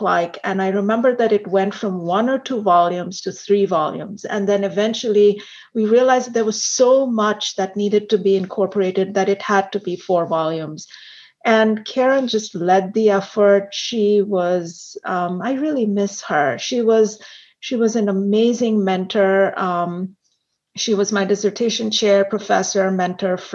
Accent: India; also born or lived in Hong Kong; now in United States; I was born and raised in India. And I think some of my friends know this, that I've lived in India, in Hong Kong, and of course, in the United States

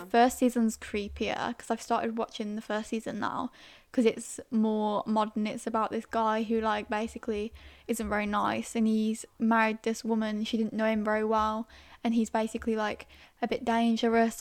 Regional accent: Staffordshire, West Midlands, United Kingdom; I'm originally from Staffordshire, near Birmingham

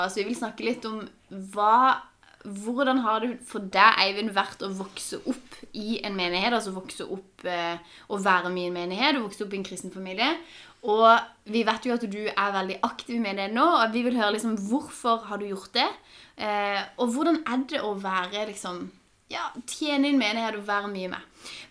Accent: Langenes, Norway; Jeg har vokst opp på Langenes.

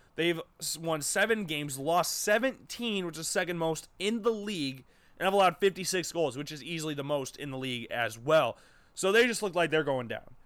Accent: Urbandale, Iowa, United States; also born or lived in Des Moines, Iowa; as a native Iowan, born and raised in the state of Iowa, born and raised, I was born in Des Moines. We moved to Urbandale when I was just about to enter first grade

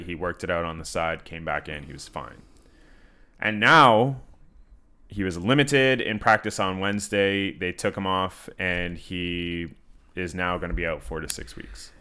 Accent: Canada; I'm from Canada

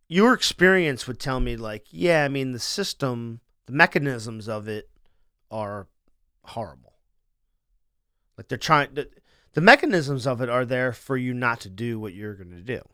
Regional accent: Wilmington, Delaware, United States; I was born in Wilmington General

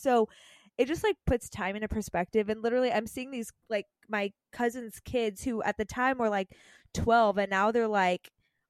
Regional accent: Canada; So for those listening and don't know me, I am Canadian.

